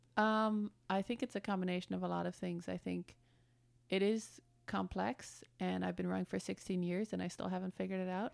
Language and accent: English; Germany; moved away as an adult; also born or lived in Detroit, Michigan, United States; now in United States; born in Detroit, but then I grew up in Germany. My parents moved there when I was one, so I spent my whole childhood in Germany